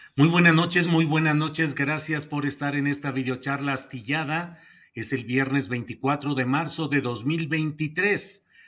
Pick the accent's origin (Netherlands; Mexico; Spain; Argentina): Mexico; como mexicanos